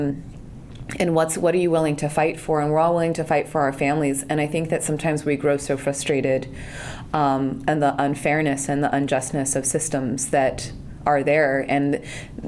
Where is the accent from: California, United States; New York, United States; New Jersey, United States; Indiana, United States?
California, United States; San Jose; I grew up in Silicon Valley, I grew up in San Jose